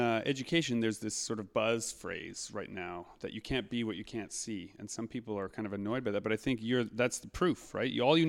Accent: Winnipeg, Manitoba, Canada; and I grew up here in Winnipeg, but I live just outside of the city.

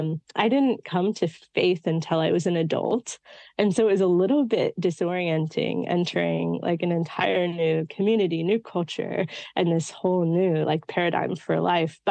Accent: California outside of San Francisco, United States; now in New York City, United States; I grew up in California outside of San Francisco

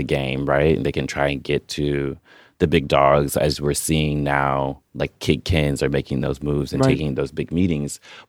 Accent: Chicago, Illinois, United States; also born or lived in Amsterdam; being a Chicagoan

